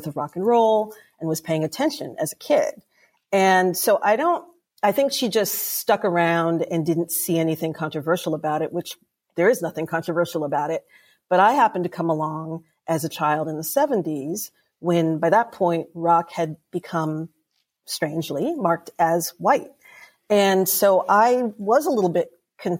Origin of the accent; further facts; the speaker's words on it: New York City, New York, United States; moved away as an adult; also born or lived in Toledo, Ohio; now in Illinois, United States; I grew up in Brooklyn, New York